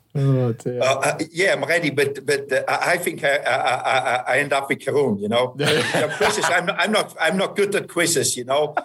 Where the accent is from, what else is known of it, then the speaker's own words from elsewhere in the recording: Merano, Trentino-Alto Adige, Italy; my hometown is is Merano